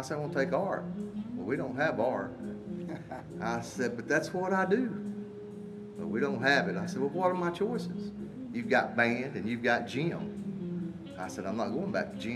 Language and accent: English; Marion, North Carolina, United States; also born or lived in Charlotte, North Carolina / Newton, North Carolina; we moved from Charlotte, North Carolina, to Marion, North Carolina